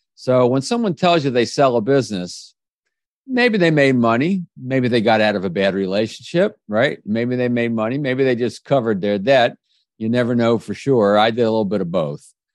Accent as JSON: {"language": "English", "town": "Kensington", "region": "Maryland", "country": "United States", "tie": "born or raised there", "also_born_or_lived": "Washington, D.C.", "said": "I grew up in the Washington, D C area"}